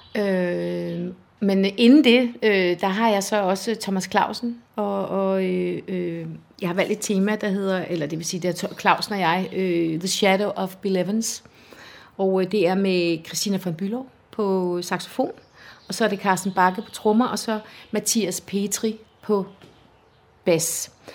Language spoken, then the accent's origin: Danish; Esbjerg, Southern Denmark, Denmark; moved away as an adult; now in Humlebæk, Denmark; jeg er vokset op i Esbjerg